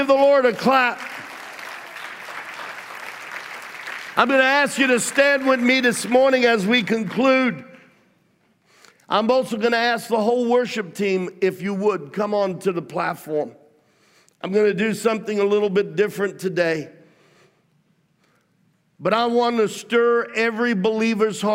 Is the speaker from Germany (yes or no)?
no; Australia; now in United States; I grew up among Italians in Australia